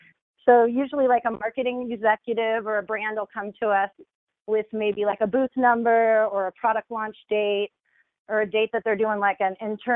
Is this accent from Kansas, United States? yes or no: yes; Leawood, Kansas, United States; moved away as an adult; now in Las Vegas, United States; I grew up in Kansas, so Leawood, Kansas.